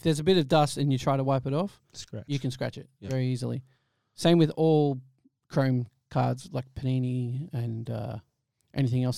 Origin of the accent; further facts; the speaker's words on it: Frankston, Victoria, Australia; I grew up in Frankston